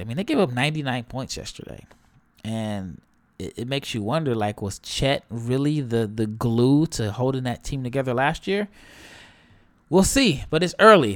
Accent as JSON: {"language": "English", "town": "Omaha", "region": "Nebraska", "country": "United States", "said": "I'm from Omaha."}